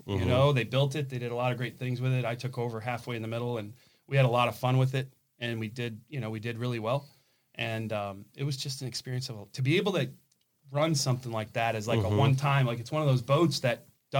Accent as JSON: {"language": "English", "town": "Byron Center", "region": "Michigan", "country": "United States", "tie": "born or raised there", "moved": "yes", "said": "I grew up in Byron Center, Michigan on a cow farm."}